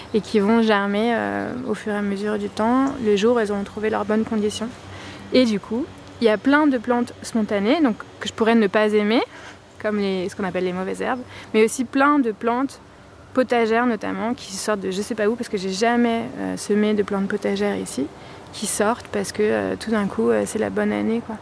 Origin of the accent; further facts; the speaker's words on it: Paris, Île-de-France, France; moved away as an adult; also born or lived in Vienna, Austria / London, United Kingdom; je suis née, j'ai grandi à Paris